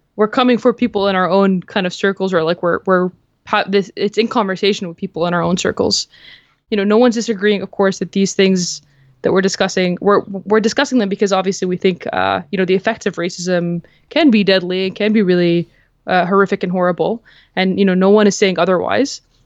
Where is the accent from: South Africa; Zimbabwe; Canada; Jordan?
Jordan; moved away; I'm uh, originally Palestinian, but like I grew up in Jordan